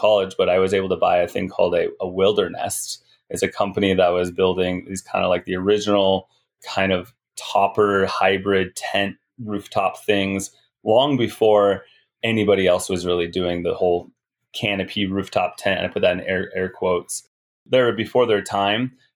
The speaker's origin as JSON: {"language": "English", "town": "Glenwood Springs", "region": "Colorado", "country": "United States", "tie": "born or raised there", "said": "Glenwood Springs, my hometown"}